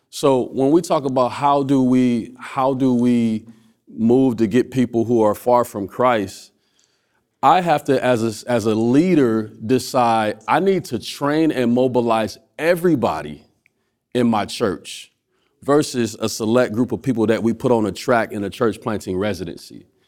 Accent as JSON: {"language": "English", "town": "Omaha", "region": "Nebraska", "country": "United States", "tie": "born or raised there", "said": "where I was literally born at. I was born in Village One"}